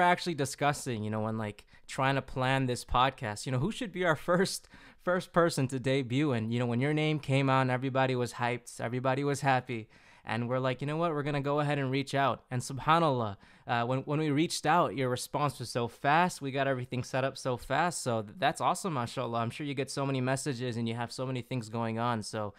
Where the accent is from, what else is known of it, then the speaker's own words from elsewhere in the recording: Chicago, Illinois, United States; I'm from Chicago